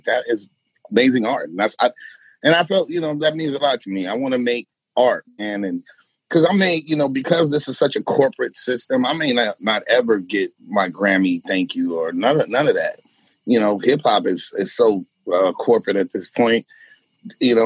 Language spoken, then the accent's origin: English; United States; as American and urban Puerto Ricans and Blacks